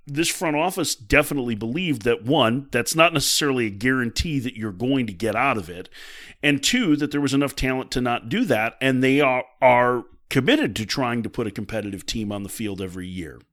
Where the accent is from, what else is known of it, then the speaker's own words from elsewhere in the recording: Chicago, Illinois, United States; I grew up in Chicago